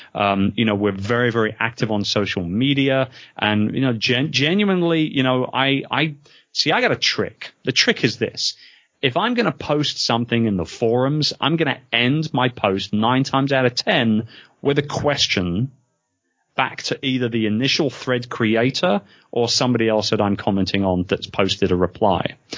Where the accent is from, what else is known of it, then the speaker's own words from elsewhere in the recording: London, United Kingdom; moved away; being a Londoner myself